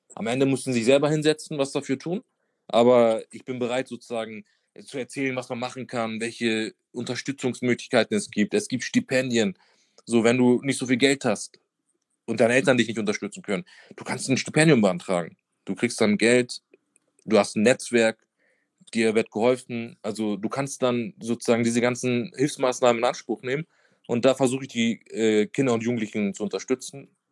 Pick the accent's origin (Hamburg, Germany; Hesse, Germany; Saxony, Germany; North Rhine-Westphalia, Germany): Hamburg, Germany; also born or lived in Madrid; ich bin wirklich so in der Hauptstadt von Bildstedt aufgewachsen